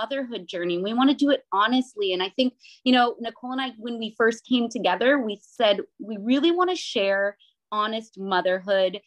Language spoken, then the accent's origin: English; Chatham, Ontario, Canada; I'm the Canadian mama out of the three of us